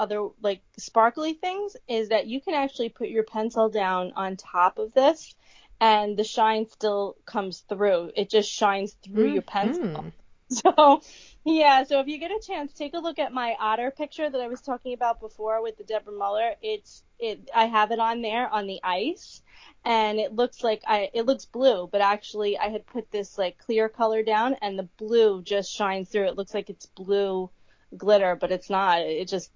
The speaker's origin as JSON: {"language": "English", "region": "New York", "country": "United States", "said": "we're from New York"}